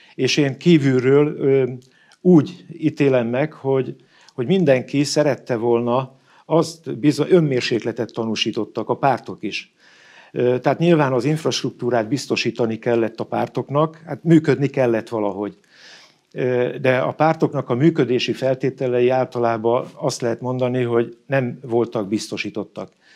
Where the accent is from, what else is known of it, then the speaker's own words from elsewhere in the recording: Ózd, Borsod-Abaúj-Zemplén, Hungary; én Ózdi gyerek vagyok. Farkas Juki leginkább, Óz mellett van a bányatelep, és én a bányászok, ö, között éltem a gyerekkoromat